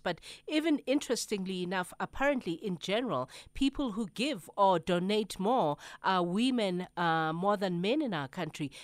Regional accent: South Africa

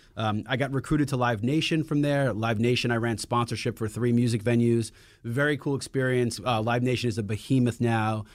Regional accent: New York City, New York, United States; moved away as an adult; also born or lived in Las Vegas; I grew up in Queens

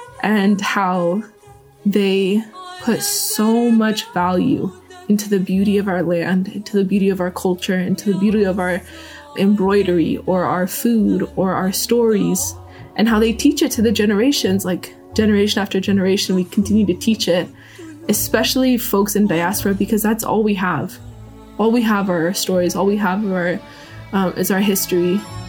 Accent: Seattle, Washington, United States; I am a Palestinian born and raised in Seattle.

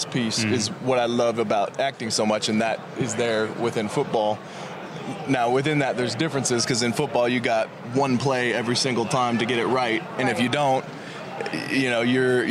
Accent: Sacramento, California, United States; born or raised there; also born or lived in San Diego

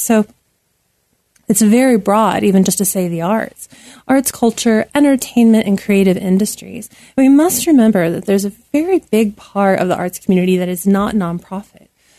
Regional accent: Rust Belt, United States; And I, growing up near the Rust Belt and working in the Rust Belt, I know what that feels like.

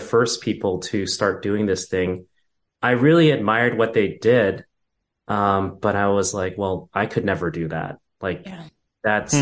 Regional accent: Vancouver, British Columbia, Canada; born or raised there; moved away as an adult; now in Toronto, Canada

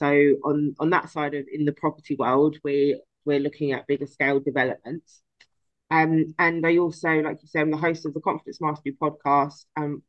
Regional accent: London, United Kingdom; born there; My dad told me recently that I am actually a Cockney because I was born in Guy's Hospital

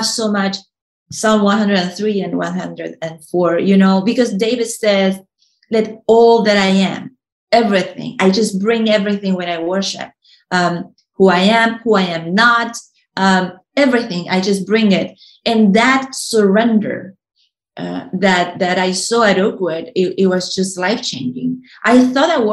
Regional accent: Uruguay; moved away; when I was a kid in Uruguay, I was born in Uruguay

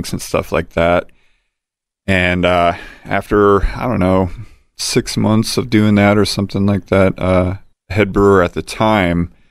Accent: Fremont, Indiana, United States; moved away as an adult; also born or lived in Angola, Indiana / Denver, Colorado / Elkhart, Indiana / Nappanee, Indiana; now in Fort Wayne, United States; I'm from Northeast Indiana, a little town called Fremont

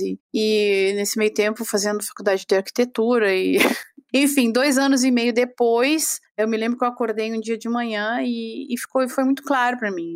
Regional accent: Brazil; moved away as an adult; now in Europe; sendo brasileira

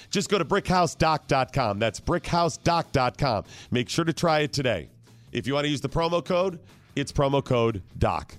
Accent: Ohio, United States; I grew up in Ohio

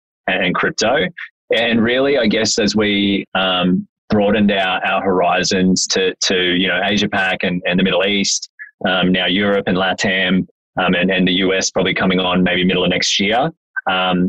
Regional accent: Mackay, Queensland, Australia; also born or lived in Brisbane; I'm actually from North Queensland, right? So born and raised in Mackay.

